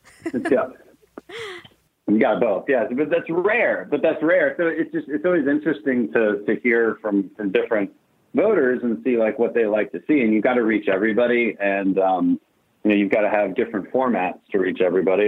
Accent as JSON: {"language": "English", "town": "Houston", "region": "Texas", "country": "United States", "said": "we're from Houston"}